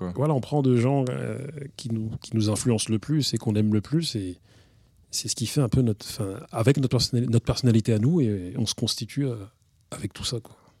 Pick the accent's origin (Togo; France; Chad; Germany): France; Grigny, Île-de-France; also born or lived in Villepinte; avec mes gars avec qui j'ai grandi à l'Ellipse, à Grigny